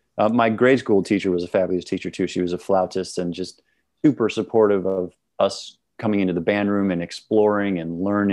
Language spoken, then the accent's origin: English; Milwaukee, Wisconsin, United States; now in Brooklyn, United States; I'm from Milwaukee, Wisconsin.